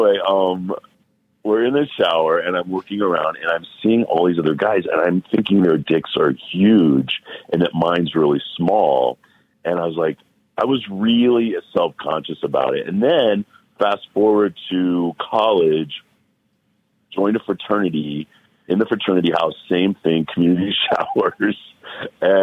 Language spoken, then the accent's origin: English; Cleveland, Ohio, United States; moved away; also born or lived in Miami; I'm from Cleveland, Ohio